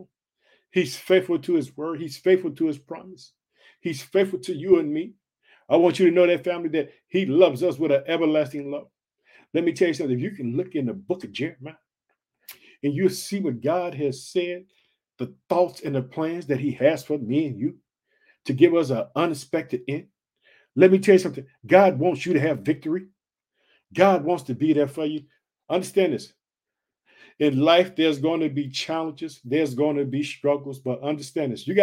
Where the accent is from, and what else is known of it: Illinois, United States; born or raised there